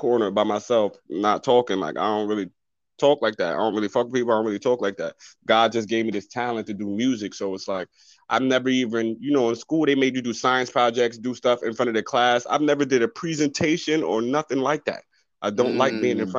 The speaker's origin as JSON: {"language": "English", "town": "Poughkeepsie", "region": "New York", "country": "United States", "tie": "born or raised there", "said": "Poughkeepsie, PK, born and raised"}